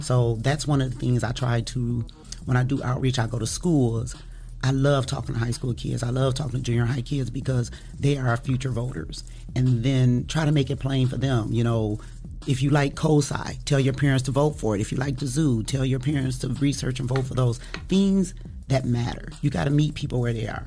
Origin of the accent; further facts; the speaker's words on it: Toledo, Ohio, United States; I am from Toledo, Ohio, born and raised